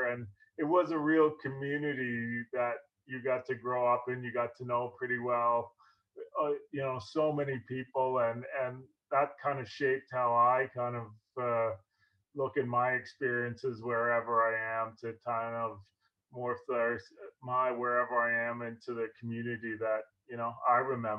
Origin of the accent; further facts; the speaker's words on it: Orillia, Ontario, Canada; I was born and raised in Orillia. It was a great community to grow up in. You know, we live close to the beach